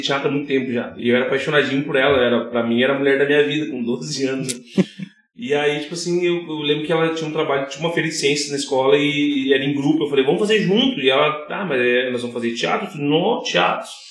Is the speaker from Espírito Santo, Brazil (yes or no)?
no; Novo Hamburgo, Rio Grande do Sul, Brazil; also born or lived in São CP (unclear, birthplace); eu sou de Novo Hamburgo